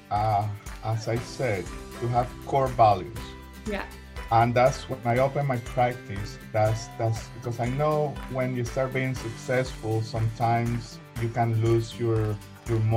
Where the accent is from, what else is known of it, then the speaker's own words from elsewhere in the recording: Colombia; now in United States; Well, I am an immigrant. Uh, I came from Colombia uh, in 1996, so I know exactly how important the process is.